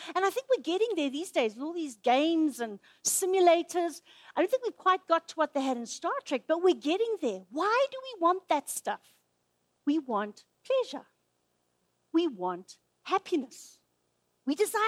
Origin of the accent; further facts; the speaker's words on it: Zimbabwe; moved away; I grew up in Zimbabwe.